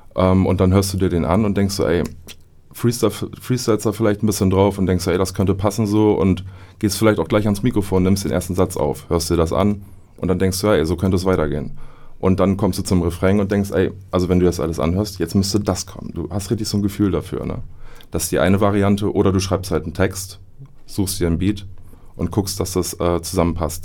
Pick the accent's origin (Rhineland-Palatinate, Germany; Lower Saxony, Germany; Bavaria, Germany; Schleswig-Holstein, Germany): Lower Saxony, Germany; Oldenburg; quasi als Oldenburger